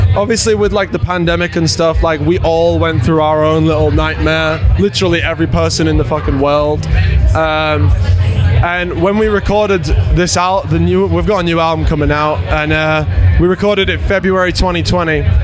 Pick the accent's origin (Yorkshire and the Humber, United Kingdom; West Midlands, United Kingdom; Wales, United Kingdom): Yorkshire and the Humber, United Kingdom; Leeds; hometown show. We're, we're from Leeds